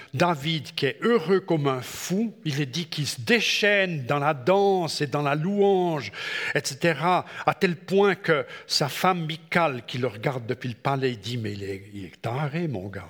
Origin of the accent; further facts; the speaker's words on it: Switzerland; chez nous en Suisse